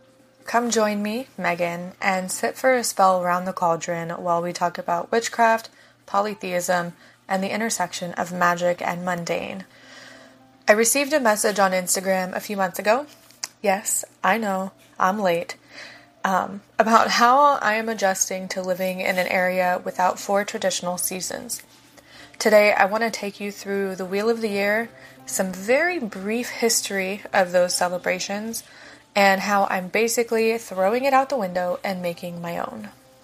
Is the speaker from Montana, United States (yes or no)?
no; Ohio, United States; now in Florida, United States; I also live in Florida. I grew up in Ohio, and I'm very accustomed to seasons